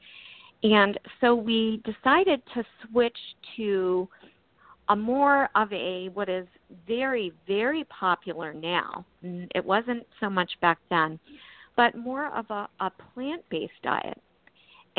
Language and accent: English; Maryland, United States; also born or lived in California; now in Maine, United States; We were living actually in Maryland at the time. That's our home state. We did live in California for, I lived in California for 16 years, but we're originally from Maryland